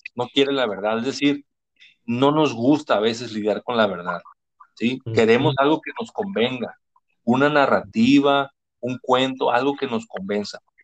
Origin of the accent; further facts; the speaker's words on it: Mexico; Nosotros somos mexicanos